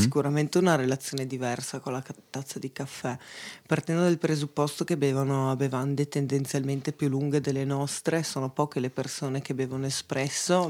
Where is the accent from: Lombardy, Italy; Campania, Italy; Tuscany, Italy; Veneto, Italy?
Veneto, Italy; moved away as an adult; also born or lived in Copenhagen / Pollenzo; now in Bra, Italy; da buona veneta